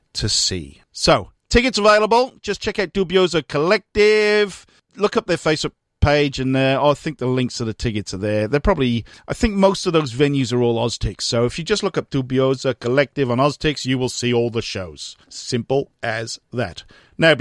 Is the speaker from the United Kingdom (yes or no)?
yes; Newport, Wales, United Kingdom; Newport, my hometown in Wales